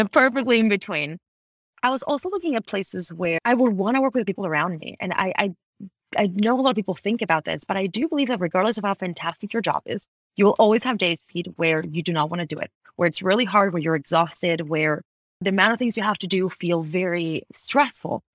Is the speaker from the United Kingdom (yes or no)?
no; Ecuador; moved away as an adult; also born or lived in Washington, D.C., United States / Boston, United States; now in Bay Area, United States; I actually was born and raised in Ecuador. I moved to the U S in twenty twelve